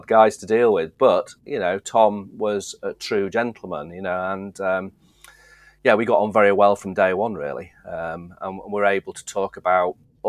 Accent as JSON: {"language": "English", "town": "Driffield", "region": "Yorkshire and the Humber", "country": "United Kingdom", "tie": "born or raised there", "also_born_or_lived": "Skipton, Yorkshire", "said": "I was born in Skipton, actually. So Yorkshire's a big old county. Yeah. And I was born almost the west, furthest west you could go, probably, settle a bit further in Yorkshire. And then we moved over to the east coast, into the sort of Driffield area, which is a very agricultural grain area, as my dad worked in the industry as well. So I used to grew up in that area"}